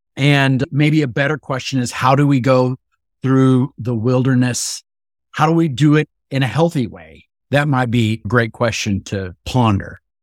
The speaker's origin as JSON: {"language": "English", "region": "West Texas", "country": "United States", "tie": "born or raised there", "said": "I grew up in Texas, in West Texas, and it is actually a desert out there"}